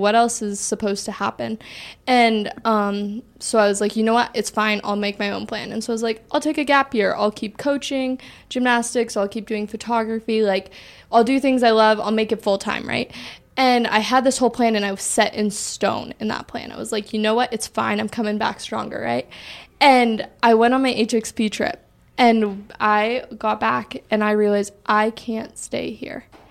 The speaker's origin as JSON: {"language": "English", "region": "Washington", "country": "United States", "said": "I'm from Washington"}